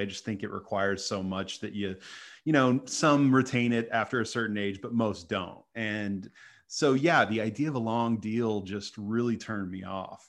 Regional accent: Dallas, Texas, United States; I grew up in Dallas

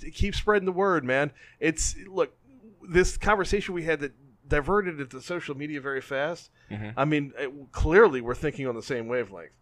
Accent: Covington, Louisiana, United States; moved away as an adult; also born or lived in Metairie, Louisiana; now in Baton Rouge, United States; I'm from Covington. Well, originally Metairie, but grew up in Covington. Moved here for LSU and stayed.

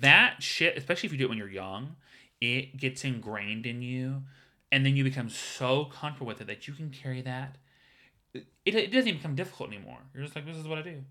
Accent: the South, United States; now in Los Angeles, United States; I'm from the South

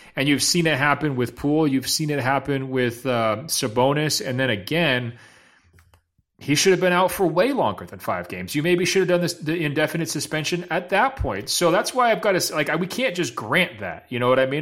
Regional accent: Los Angeles, California, United States; the two teams in my hometown

